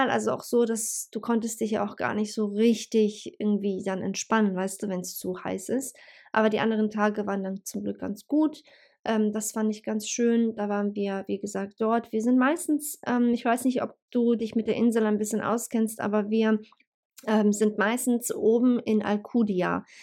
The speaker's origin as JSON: {"language": "German", "country": "Bosnia & Herzegovina", "lives_now": "Hanover, Germany", "said": "ursprünglich komme ich ja sowieso aus Bosnien und ähm, ja, das ist halt für mich eigentlich äh, Home Homecoming, sage ich jetzt mal"}